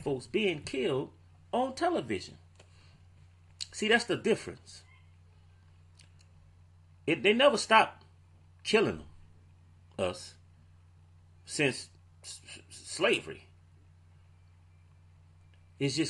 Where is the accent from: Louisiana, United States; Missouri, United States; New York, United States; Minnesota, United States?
Louisiana, United States; New Orleans; I'm from New Orleans